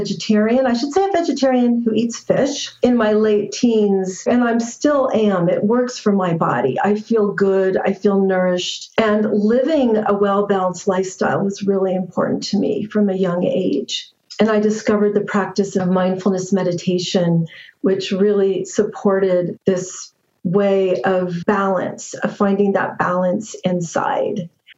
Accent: Northern California, United States; I grew up in California, also Northern California

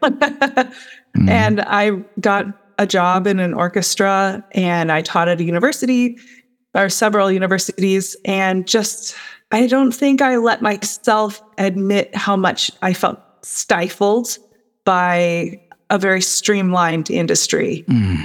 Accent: United States; as an American

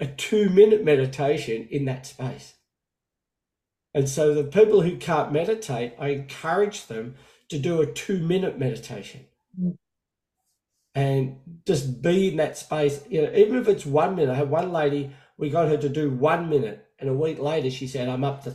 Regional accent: Australia; now in United States; I'm now living in America, even though I'm from Australia

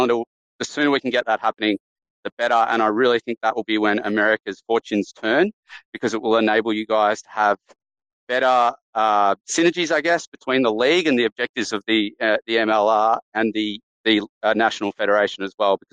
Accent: Australia; I am Australian

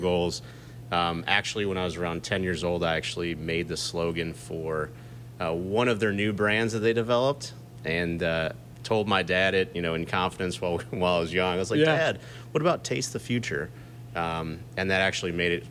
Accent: St. Louis, Missouri, United States; moved away; I'm originally from St. Louis

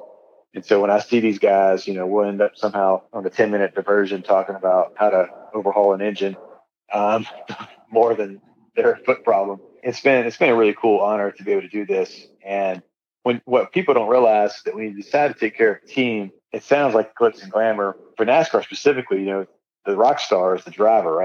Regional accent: North Carolina, United States; I grew up in North Carolina

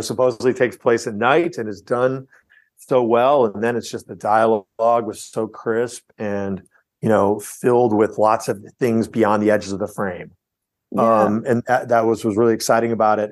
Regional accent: outside of Chicago, Illinois, United States; I grew up outside of Chicago

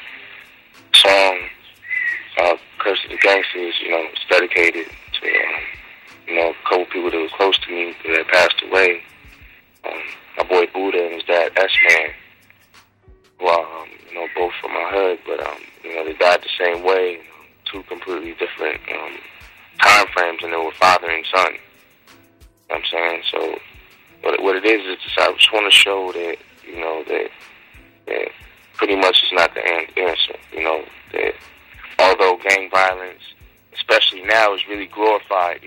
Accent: United States; I'm from the Far West Side

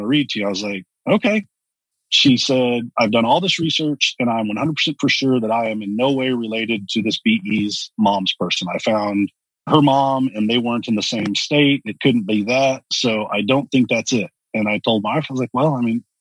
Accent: Texas, United States; also born or lived in Dallas; I grew up here in Texas, and I grew up with a fairly well-off family

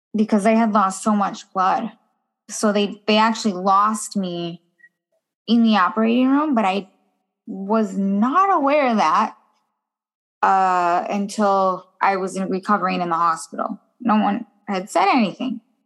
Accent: Minnesota, United States; also born or lived in California; I was born and raised in uh, well, was I was raised in Minnesota. I was born in California

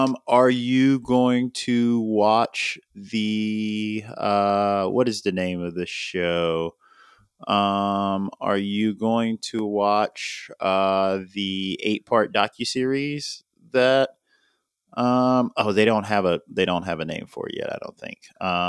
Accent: Miami, Florida, United States; also born or lived in New York; You didn't know I was from New York? You didn't know I moved to Miami when I was like 2 years old?

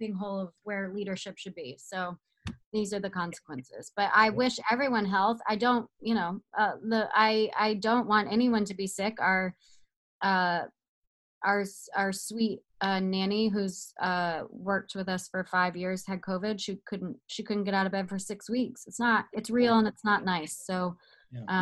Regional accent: Georgia, United States; now in Malibu, United States; I'm in Malibu and they call Malibu, Alabama, and I'm from Georgia

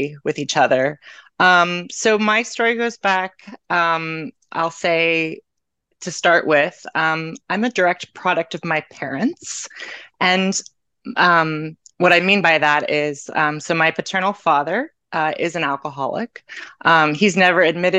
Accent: Canton, Ohio, United States; moved away as an adult; now in Medford, United States; I am originally from Canton, Ohio, but I now live in Medford, Massachusetts

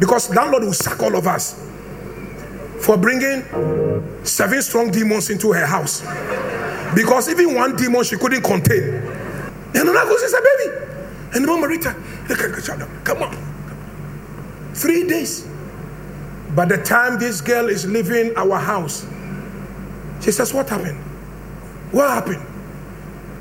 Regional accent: Brekusu, Eastern Region, Ghana

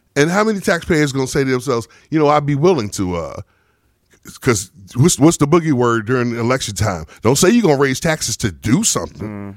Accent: El Paso, Texas, United States; I was born in El Paso, Texas.

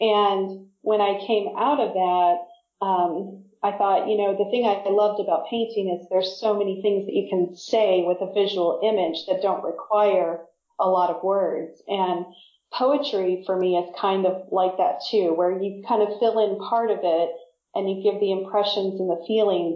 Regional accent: Independence, Missouri, United States; also born or lived in New York / New Jersey; now in Wales, United Kingdom; I'm from Missouri, from a town called Independence.

